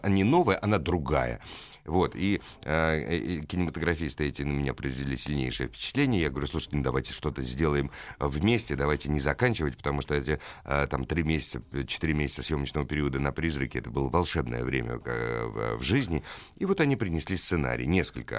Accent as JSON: {"language": "Russian", "region": "Moscow", "country": "Russia", "said": "я москвич, и я не, не узнавал свой город"}